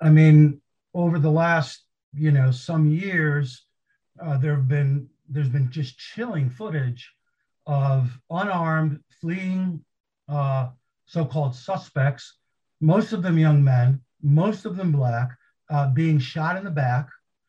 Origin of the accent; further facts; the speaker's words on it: Michigan, United States; Grand Rapids, Michigan, my home state